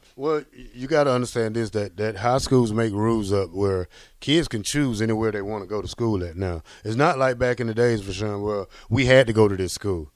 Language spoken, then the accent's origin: English; Georgia, United States; moved away; I'm from Georgia